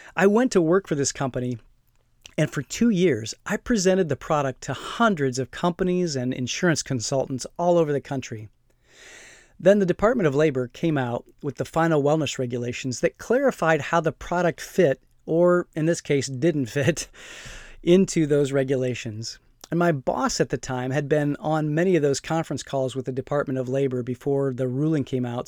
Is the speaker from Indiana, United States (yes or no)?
yes; Fort Wayne, Indiana, United States; moved away; back in my hometown of Fort Wayne